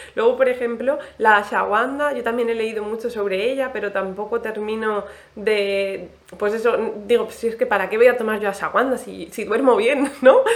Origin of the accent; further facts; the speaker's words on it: Alicante, Valencian Community, Spain; now in Cartagena, Spain; yo soy de Alicante